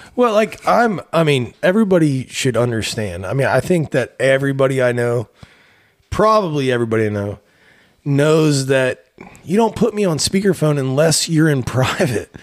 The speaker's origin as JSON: {"language": "English", "area": "town along I-79", "region": "Pennsylvania", "country": "United States", "tie": "born or raised there", "moved": "yes", "said": "we actually stopped in my hometown"}